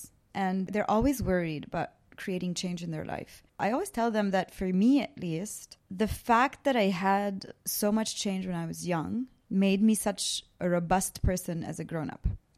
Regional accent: Canada; also born or lived in Baabda, Lebanon; So I grew up between Lebanon and Canada. I was born in a town just off of Beirut called Babda.

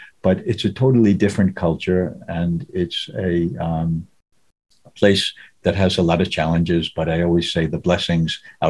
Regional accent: Long Island, New York, United States; moved away as an adult; also born or lived in Solomon Islands; now in Honiara, Solomon Islands; growing up on Long Island

